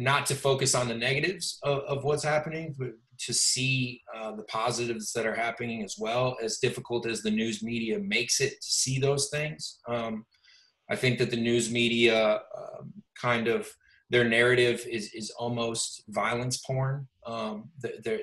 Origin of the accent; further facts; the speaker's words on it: Detroit, Michigan, United States; now in Los Angeles, United States; Growing up in Detroit, I was blessed that I kind of grew up in a melting pot